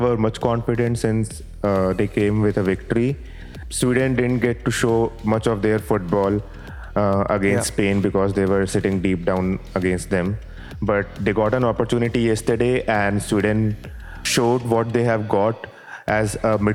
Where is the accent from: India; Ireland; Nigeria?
India; being an Indian citizen